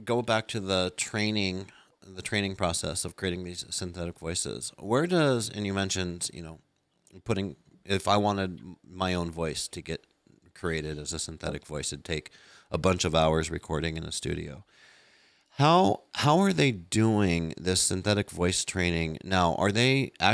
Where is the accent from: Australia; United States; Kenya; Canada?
United States; I'm American